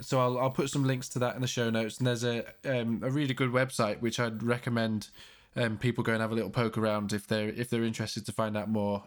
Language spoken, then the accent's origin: English; Leeds, Yorkshire and the Humber, United Kingdom; I'm from Leeds, you know, not from London.